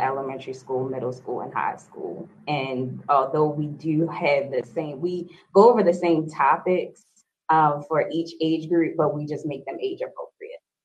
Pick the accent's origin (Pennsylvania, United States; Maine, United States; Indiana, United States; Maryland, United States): Maryland, United States; Baltimore; I am born and raised in Baltimore